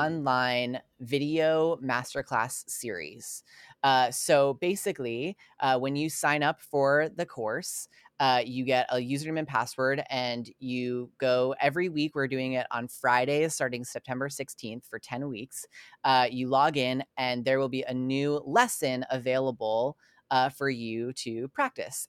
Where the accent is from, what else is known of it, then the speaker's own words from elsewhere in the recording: Long Island, New York, United States; I grew up on Long Island